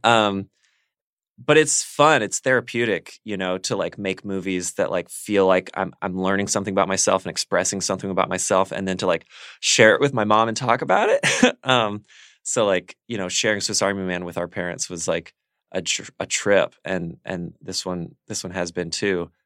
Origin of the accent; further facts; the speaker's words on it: Birmingham, Alabama, United States; moved away; growing up in Alabama